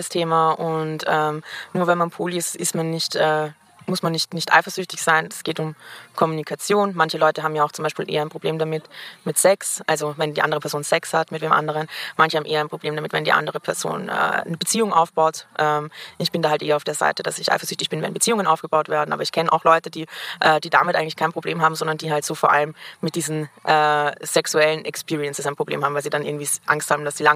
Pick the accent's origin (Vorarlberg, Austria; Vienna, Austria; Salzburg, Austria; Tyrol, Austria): Vienna, Austria; ich bin Wienerin, das heißt, ich bin auch noch mit Leuten aus meiner Schulzeit befreundet